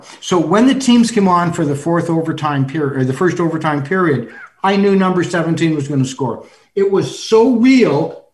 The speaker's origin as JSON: {"language": "English", "town": "Toronto", "region": "Ontario", "country": "Canada", "tie": "born or raised there", "said": "I'm a Canadian. I'm from Toronto. Yeah. You know, that's my hometown"}